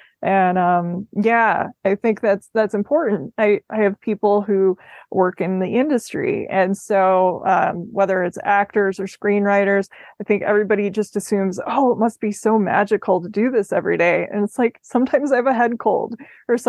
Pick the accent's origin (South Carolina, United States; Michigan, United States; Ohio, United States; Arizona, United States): Arizona, United States; I'm from Arizona.